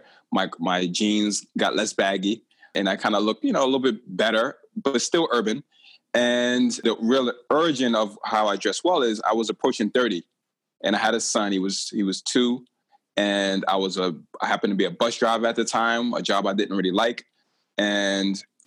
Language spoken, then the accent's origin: English; New York City, New York, United States; I grew up in Brooklyn, New York